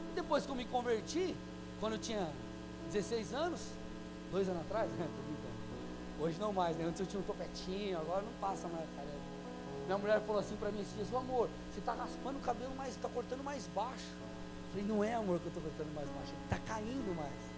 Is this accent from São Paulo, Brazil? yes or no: yes; São Paulo, Brazil; moved away as an adult; Eu sou, eu, eu sou paulino, nasci, fiquei 23 anos em São Paulo